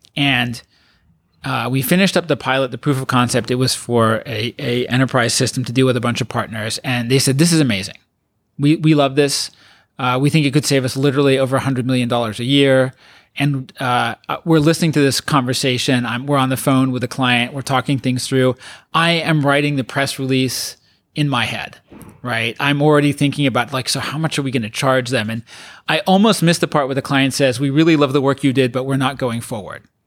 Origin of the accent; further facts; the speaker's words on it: Colorado, United States; also born or lived in England; now in San Francisco, United States; I uh, grew up in mostly in Colorado